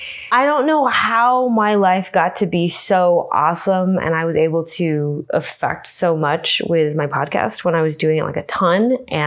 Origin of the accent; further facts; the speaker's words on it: Los Angeles, California, United States; Here we are, my hometown.